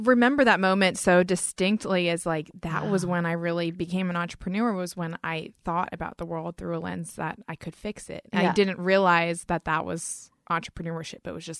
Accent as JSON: {"language": "English", "region": "North Carolina", "country": "United States", "said": "North Carolina."}